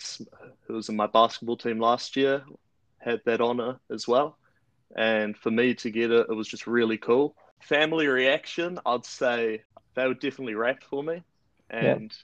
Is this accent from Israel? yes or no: no; Upper Hutt, Wellington, New Zealand; I'm from Upper Hutt, Wellington. I go to Heretonga College and I'm 18 years old.